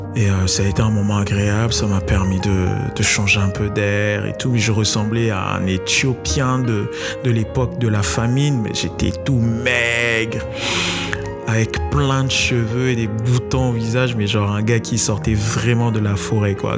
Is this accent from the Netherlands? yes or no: no; Brazzaville, Republic of the Congo; Il a voulu nous retenir à l'internat, nous interdisant de rentrer chez nous, à Brazzaville, pour aller passer les fêtes avec nos proches